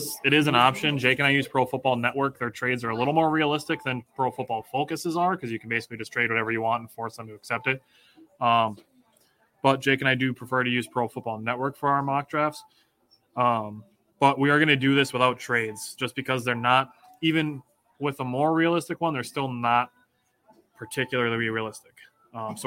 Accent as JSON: {"language": "English", "region": "Wisconsin", "country": "United States", "said": "we're from Wisconsin"}